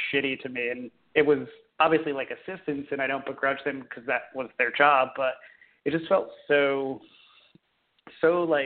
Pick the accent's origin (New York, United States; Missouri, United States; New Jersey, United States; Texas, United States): New Jersey, United States; I grew up in New Jersey